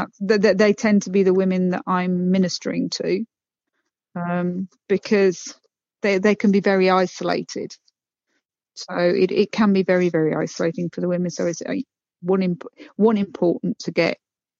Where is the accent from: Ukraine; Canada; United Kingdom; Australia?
United Kingdom; moved away as an adult; now in Saltillo, Mexico; I'm the Brit